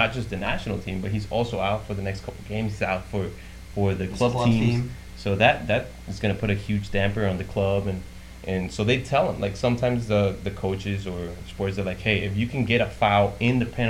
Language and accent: English; Ecuador; moved away; I'm from Ecuador